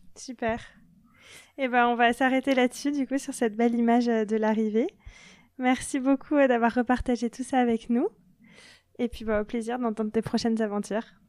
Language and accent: French; France; en tant que Français